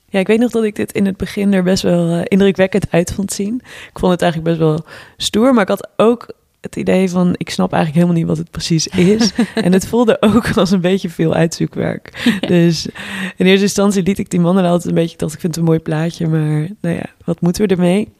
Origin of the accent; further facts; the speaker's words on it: Twente, Overijssel, Netherlands; moved away; ben op dit moment ook voor de kerstdagen even terug in eh, het dorp in Twente, waar wij allebei zijn opgegroeid